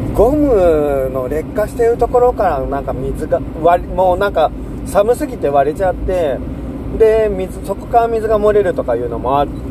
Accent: Seto Inland Sea coast, Japan; moved away as an adult; now in Shimane, Japan; 僕はずっとね瀬戸内海で生まれ育ってその後就職してからも瀬戸内海沿岸でずっと

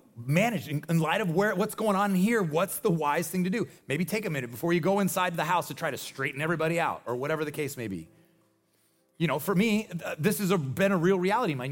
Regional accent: Nebraska, United States; I am from Nebraska.

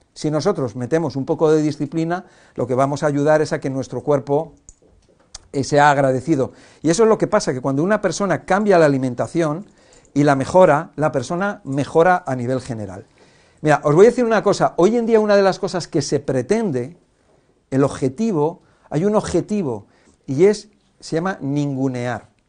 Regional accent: Cantabria, Spain; Yo soy de pueblo, de Cantabria

